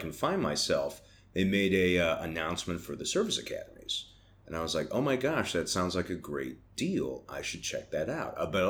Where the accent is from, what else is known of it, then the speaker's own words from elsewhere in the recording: Bay Village, Ohio, United States; now in Atlanta, United States; So I grew up in northern Ohio, a northeast suburb of Cleveland, Bay Village.